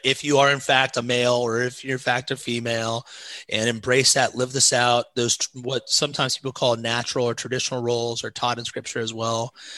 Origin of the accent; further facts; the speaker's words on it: Osgood, Indiana, United States; moved away as an adult; also born or lived in South Carolina; now in Cincinnati, United States; I'm from Southern Indiana, across the Ohio River. Uh, right by Cincinnati.